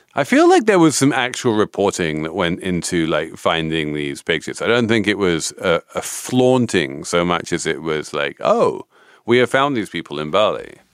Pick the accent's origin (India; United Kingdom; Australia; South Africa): United Kingdom; England; As an English person